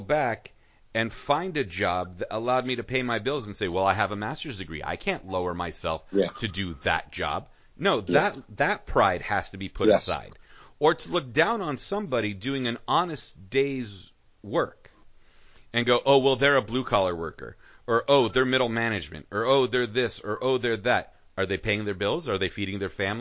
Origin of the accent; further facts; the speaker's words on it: United States; I am an American. I was born here